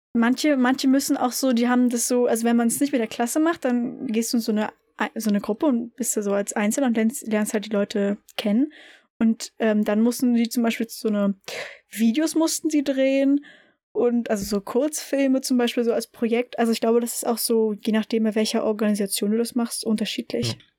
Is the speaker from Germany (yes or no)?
yes; Berlin, Germany; ich war ja in dieser evangelischen Kita bei uns in Biesdorf